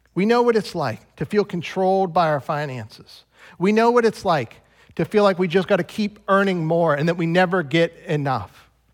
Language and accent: English; United States; I'm an American